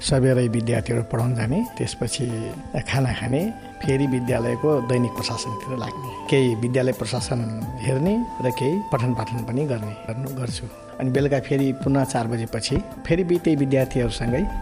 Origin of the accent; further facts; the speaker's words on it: Banke, Lumbini Province, Nepal; moved away as an adult; also born or lived in Dang; now in Bardiya, Nepal; मेरो जन्म भनेको दाङमा भएको हो सानैमा म मलाई बाबुआमाले त्यहाँबाट बसाइँ गरेर यता ल्याउनु भएको बाँकेमा